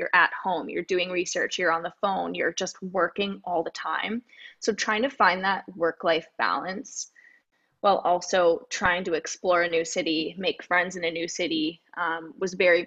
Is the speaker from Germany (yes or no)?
no; Toronto, Ontario, Canada; I'm from Toronto